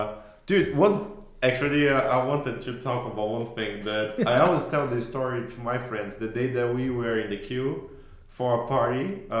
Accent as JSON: {"language": "English", "region": "Rio de Janeiro", "country": "Brazil", "tie": "born or raised there", "second_language": "English", "moved": "as an adult", "said": "I grew up in Rio."}